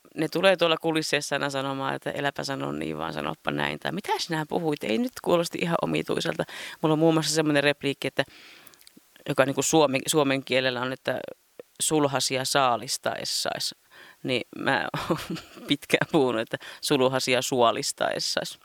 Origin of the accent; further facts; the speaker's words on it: Ostrobothnia, Finland; moved away; Mä oon itse Pohjanmaalta kotosi